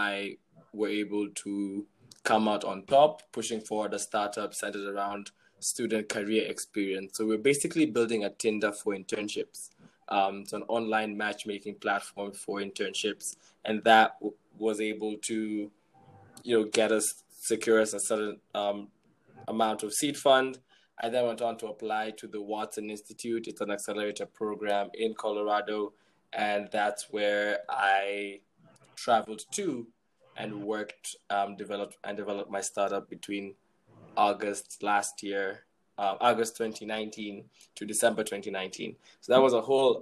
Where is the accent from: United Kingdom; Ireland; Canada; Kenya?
Kenya; I'm from Kenya